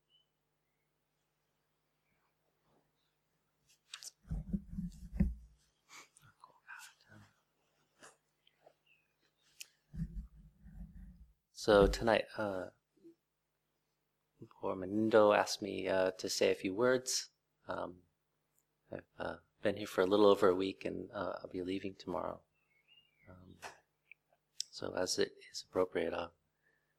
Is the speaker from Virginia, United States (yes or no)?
no; Vancouver, Washington, United States; moved away as an adult; also born or lived in Thailand; my hometown of Vancouver, Washington